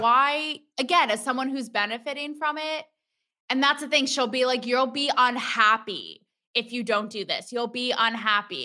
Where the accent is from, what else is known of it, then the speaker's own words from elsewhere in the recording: Connecticut, United States; I'm from Connecticut